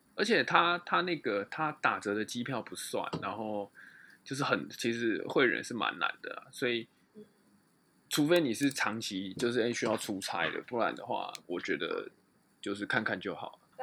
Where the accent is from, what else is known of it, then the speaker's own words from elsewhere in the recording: Taiwan; 身为台湾人，遇到地震就是哦，好地震